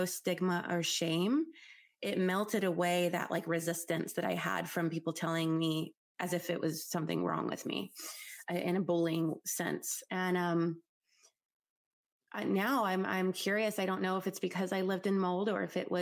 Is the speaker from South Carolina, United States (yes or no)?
no; New Orleans, Louisiana, United States; I was born in New Orleans, which I know is a moldy place, floods all the time